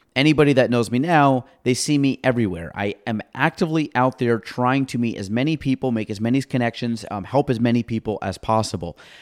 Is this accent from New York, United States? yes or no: yes; Chazy, New York, United States; moved away as an adult; now in Plattsburgh area, United States; I was from Shazy.